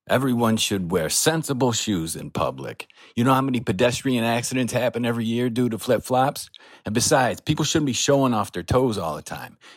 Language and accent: English; Ithaca, New York, United States; from Ithaca, New York